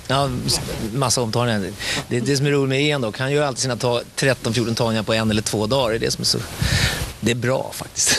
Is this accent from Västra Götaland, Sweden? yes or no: no; Stockholm, Stockholm County, Sweden; also born or lived in Gothenburg; sen flyttade mina föräldrar till Stockholm, så jag är stockholmare